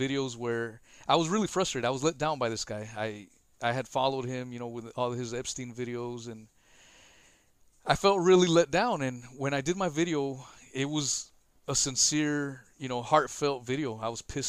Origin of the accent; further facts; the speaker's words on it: United States; I'm American.